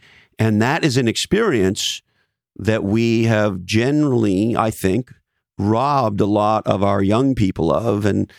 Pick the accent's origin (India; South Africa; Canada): Canada; moved away; I'm a Canadian originally.